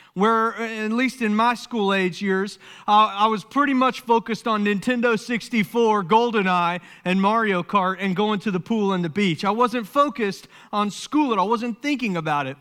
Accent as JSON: {"language": "English", "town": "Summerville", "region": "South Carolina", "country": "United States", "tie": "born or raised there", "said": "I grew up in Somerville, South Carolina"}